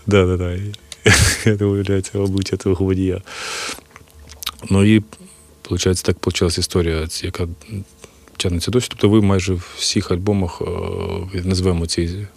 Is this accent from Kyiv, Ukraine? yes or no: yes; Kyiv, Ukraine; Я от з Києва